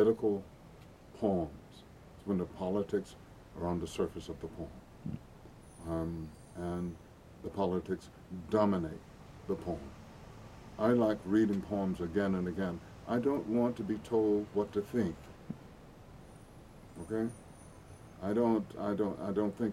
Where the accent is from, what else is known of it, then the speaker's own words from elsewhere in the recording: Bogalusa, Louisiana, United States; growing up in that city, Bogalusa, Louisiana